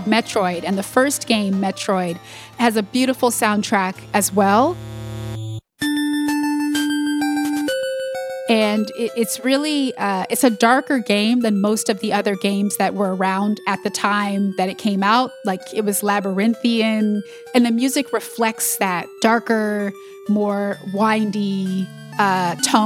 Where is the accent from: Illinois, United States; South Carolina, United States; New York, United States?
New York, United States; Ithaca; we grew up in Ithaca in upstate New York